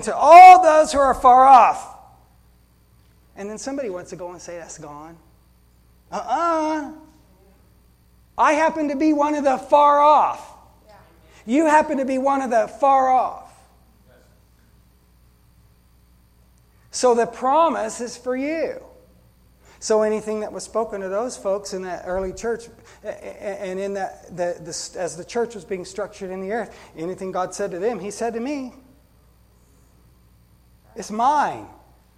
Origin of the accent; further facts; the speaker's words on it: United States; I love being an American, but I'm a Christian first